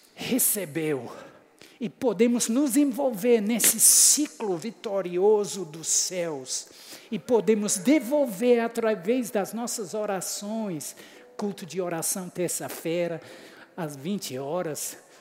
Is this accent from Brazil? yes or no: no; England, United Kingdom; Portuguese is a second language; moved away as an adult; also born or lived in United States; eu sou inglês, com sotaque diferente